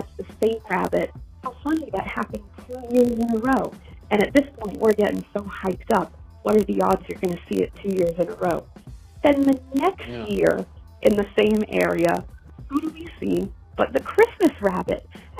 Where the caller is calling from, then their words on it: Garland, Texas, United States; I'm calling from Garland, Texas.